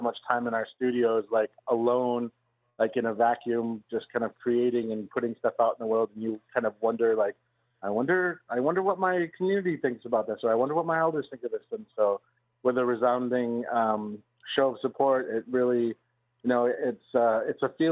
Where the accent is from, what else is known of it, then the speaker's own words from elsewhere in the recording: Onondaga Nation, New York, United States; also born or lived in Santa Fe, New Mexico; Syracuse is really close to my reserve where I grew up, the Onondaga Nation. So basically, it's my hometown